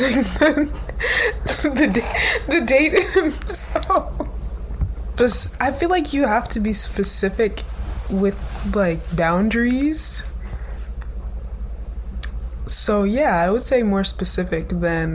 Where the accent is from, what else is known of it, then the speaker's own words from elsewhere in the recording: North Carolina, United States; moved away as an adult; now in New York, United States; I'm from North Carolina. I pretty much grew up there my entire life